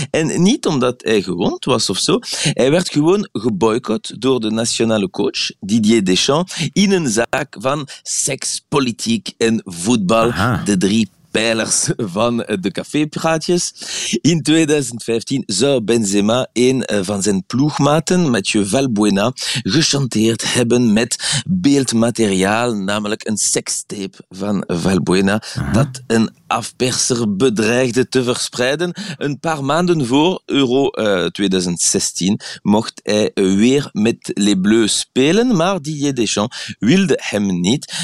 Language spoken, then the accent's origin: Dutch; Belgium; Dutch is a second language; now in Paris, France; ik hier als Belg in Frankrijk